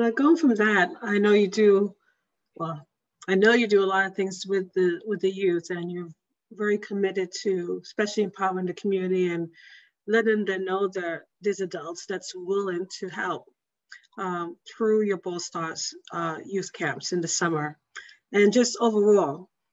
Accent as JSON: {"language": "English", "region": "New York", "country": "United States", "said": "I'm from New York. I'm from the Bronx"}